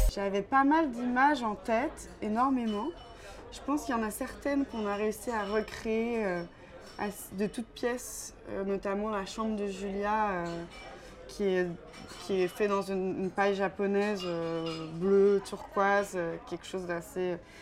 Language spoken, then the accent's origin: French; Quebec, Canada; moved away as an adult; now in France; je suis originaire du Québec